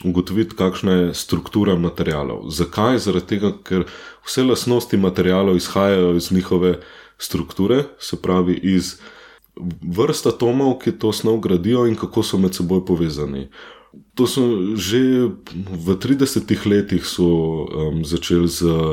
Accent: near Katarina above Ljubljana, Central Slovenia, Slovenia; moved away as an adult; now in Düsseldorf, Germany; Katarina, nad Ljubljana, Sonce, zelo blizu mojega domačega kraja

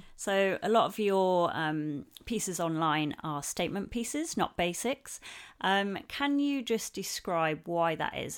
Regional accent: the north of England, United Kingdom; northern lass like myself

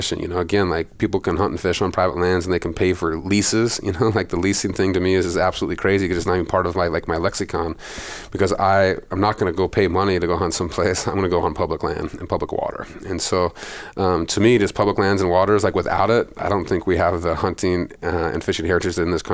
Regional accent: Montana, United States; I grew up in Montana

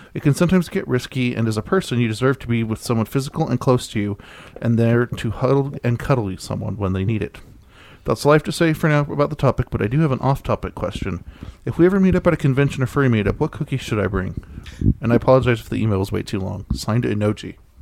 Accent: Texas, United States; my hometown in Texas

